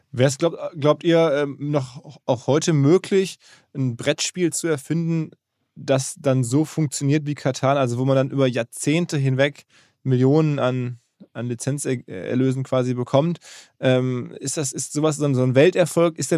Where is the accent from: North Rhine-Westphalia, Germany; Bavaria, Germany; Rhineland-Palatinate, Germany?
North Rhine-Westphalia, Germany; Essen; in Essen, meine Heimatstadt